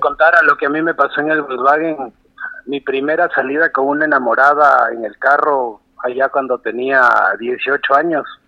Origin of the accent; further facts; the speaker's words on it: Loja, Ecuador; also born or lived in Quito, Ecuador; now in Guayaquil, Ecuador; yo soy un lojano de nacimiento